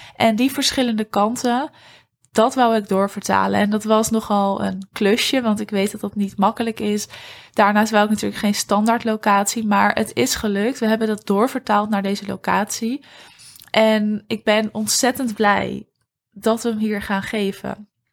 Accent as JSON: {"language": "Dutch", "town": "Huizen", "region": "North Holland", "country": "Netherlands", "tie": "born or raised there", "moved": "yes", "said": "het dorp staat waar ik ben opgegroeid. En dat dorp is Huizen."}